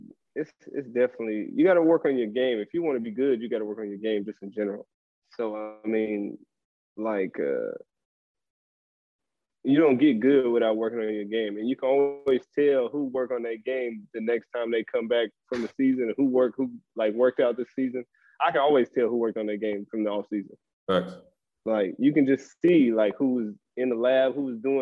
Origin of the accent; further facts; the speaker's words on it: Portland, Oregon, United States; moved away as an adult; now in Monaco; I'm from Portland